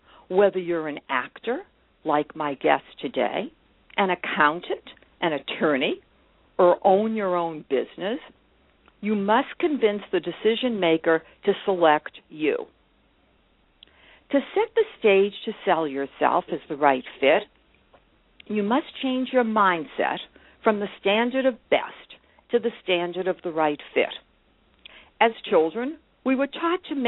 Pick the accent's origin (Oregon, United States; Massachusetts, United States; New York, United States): Massachusetts, United States; Brookline; my hometown, Brookline, Massachusetts